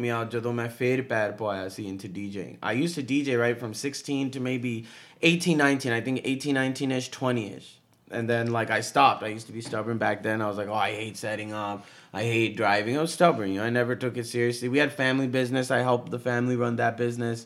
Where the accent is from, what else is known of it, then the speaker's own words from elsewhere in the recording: Southern California, United States; We're both from SoCal